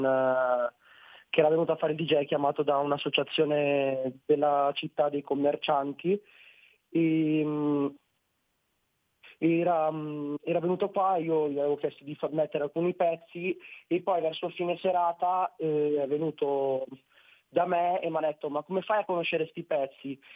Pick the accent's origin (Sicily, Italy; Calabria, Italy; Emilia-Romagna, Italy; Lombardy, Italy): Lombardy, Italy; Nerviano; Nerviano, provincia di Milano